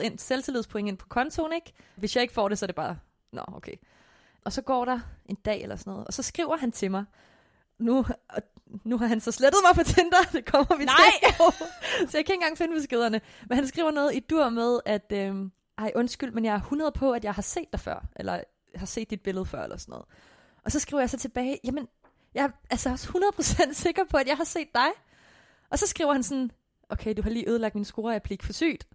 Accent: Korsør, Zealand, Denmark; jeg kommer fra Kursør, og Kursør og Slagels og sådan noget ligger ret tæt på hinanden

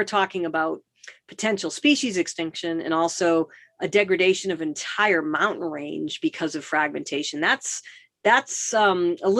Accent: East Coast, United States; moved away as an adult; also born or lived in Boston / New York / Washington, District of Columbia, United States; now in Los Angeles, United States; I'm from the East Coast, so I grew up driving in Boston and New York and DC.

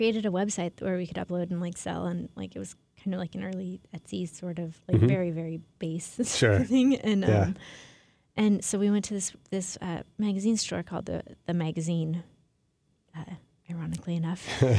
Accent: Portland, Oregon, United States; moved away as an adult; also born or lived in San Francisco; I am from Portland. Oh, okay. Yeah. That's where I grew up.

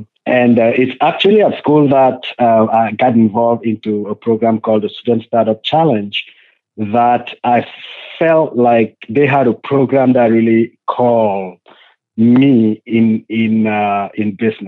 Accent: Cameroon; I was born in Cameroon, Africa.

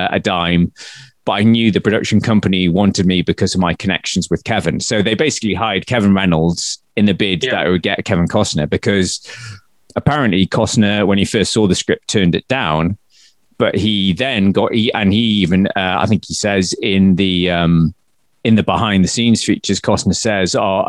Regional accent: North East England, United Kingdom; growing up in Northeast England

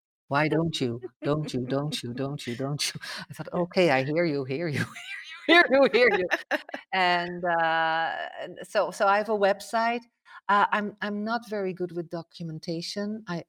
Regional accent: Netherlands; English is a second language; Like, even like, I come from Holland, you would say, wow, that's not so different of North America, but that's not true.

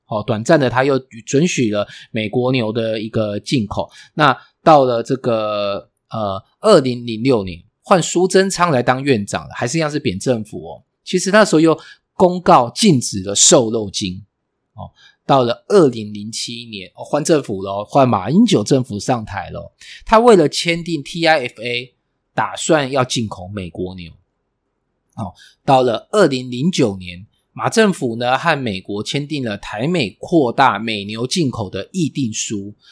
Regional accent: Taiwan; 我们台湾人

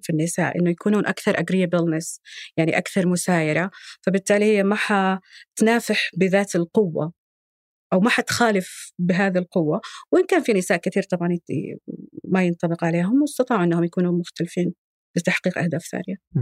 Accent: Saudi Arabia; صفاتنا الجندريه كسعوديين

